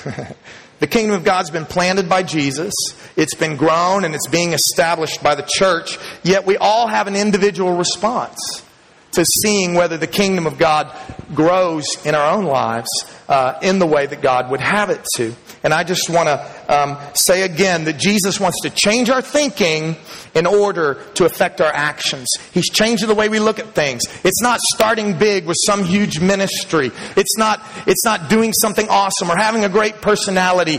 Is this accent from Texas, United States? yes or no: yes; Dallas, Texas, United States; When I was a young man growing up in Texas, I grew up in Dallas